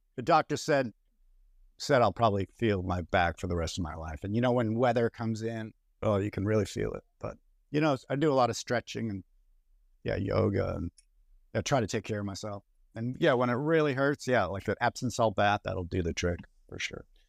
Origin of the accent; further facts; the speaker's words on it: Boston, Massachusetts, United States; moved away; also born or lived in Boulder, Colorado; my hometown of Boston